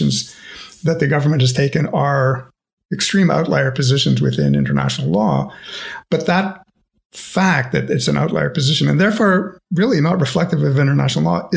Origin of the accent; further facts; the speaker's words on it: Canada; I'm Canadian